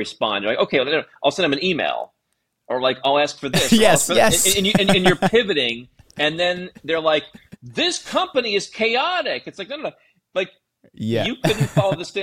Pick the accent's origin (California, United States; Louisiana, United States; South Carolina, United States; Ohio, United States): Ohio, United States; Cleveland; moved away as an adult; I grew up in the Midwest United States